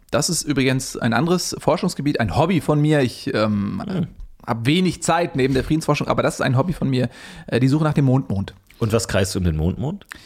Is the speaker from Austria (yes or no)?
no; Switzerland; born there; Pläuschli, wie wir in der Schweiz sagen. Ich bin der gebürtige Schweizer, Pläuschli.